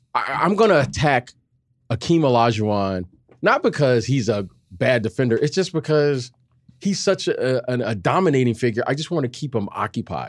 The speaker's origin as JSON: {"language": "English", "town": "Detroit", "region": "Michigan", "country": "United States", "moved": "as an adult", "said": "I'm from Detroit, and, uh, I always dreamed of staying in state"}